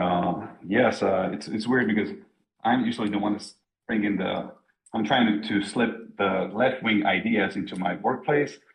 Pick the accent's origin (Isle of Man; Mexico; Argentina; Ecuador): Mexico; now in Germany; We're both from Mexico originally